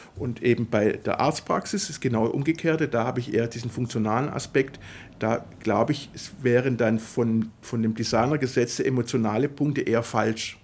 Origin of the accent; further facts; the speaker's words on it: Swabia, Germany; also born or lived in Italy; weil es als Schwabe schwierig ist auszusprechen, als italienischer Schwabe